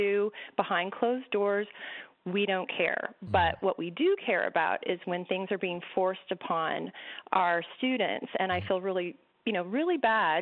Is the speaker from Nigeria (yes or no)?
no; United States; now in Toronto, Canada; I'm an American living here